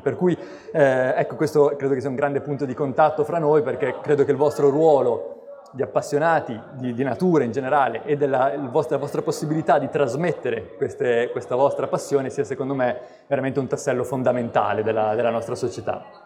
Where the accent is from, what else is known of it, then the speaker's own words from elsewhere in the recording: Bologna, Emilia-Romagna, Italy; now in Genoa, Italy; Sono di Bologna, quindi in realtà sono nato lontano dal mare e la mia passione per gli animali si è svolta quindi soprattutto nelle campagne intorno a Bologna, nei boschi